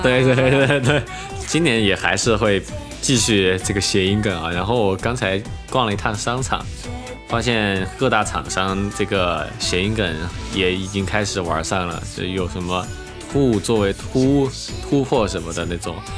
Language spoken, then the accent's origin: Chinese; Chengdu, Sichuan, China; now in Shanghai, China; 我就是作为成都人